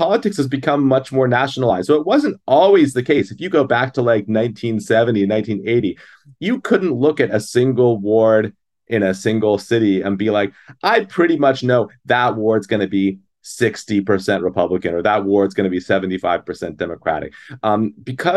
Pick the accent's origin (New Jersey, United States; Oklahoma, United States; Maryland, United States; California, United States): Maryland, United States; now in Wisconsin, United States; my home state, actually, where I came from